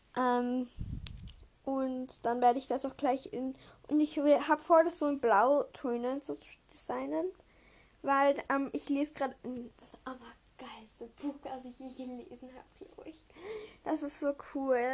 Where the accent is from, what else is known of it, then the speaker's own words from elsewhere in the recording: Vienna, Austria; bei uns in Wien